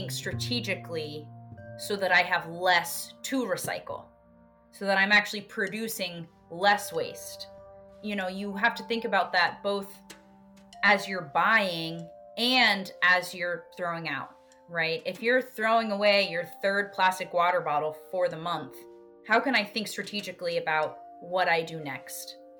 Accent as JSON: {"language": "English", "region": "North Carolina", "country": "United States", "also_born_or_lived": "Rhode Island / New Hampshire", "moved": "yes", "lives_now": "Massachusetts, United States", "said": "I've lived in a handful of different states, and I'm originally from North Carolina."}